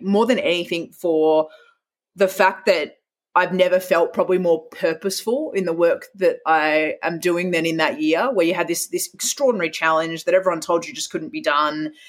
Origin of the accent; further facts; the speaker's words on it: Perth, Western Australia, Australia; moved away as an adult; growing up in Perth